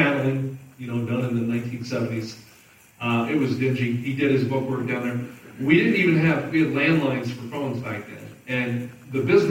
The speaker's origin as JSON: {"language": "English", "region": "Southern New Jersey", "country": "United States", "tie": "born or raised there", "moved": "yes", "lives_now": "Kansas City, United States", "said": "I grew up in New Jersey. Southern New Jersey, about 20 minutes outside of Philadelphia, where I grew up"}